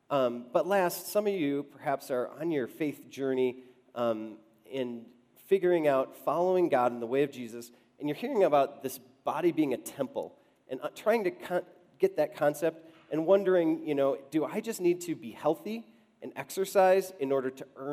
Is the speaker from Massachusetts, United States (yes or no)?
no; Wisconsin, United States; now in Denver, United States; Susie and I grew up in Wisconsin